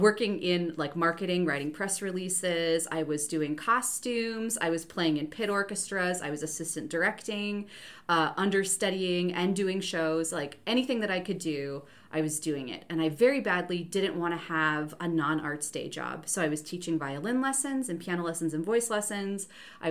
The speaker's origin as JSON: {"language": "English", "town": "Jamestown", "region": "North Dakota", "country": "United States", "tie": "born or raised there", "moved": "yes", "lives_now": "Goshen, United States", "said": "I grew up in Jamestown, North Dakota, in the middle"}